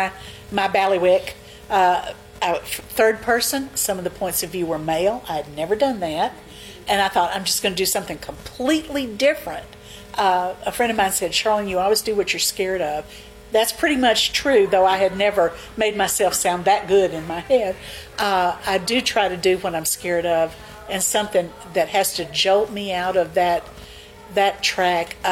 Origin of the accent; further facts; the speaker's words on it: Mississippi Delta, United States; I grew up in the Mississippi Delta